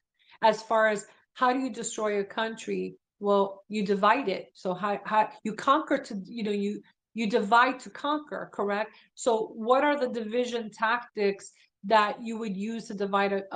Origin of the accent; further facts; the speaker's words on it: New York City, New York, United States; I grew up in Brooklyn